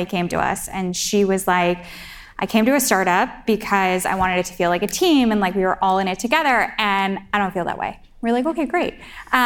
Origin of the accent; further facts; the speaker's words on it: Chicago, Illinois, United States; now in New York, United States; I grew up in Chicago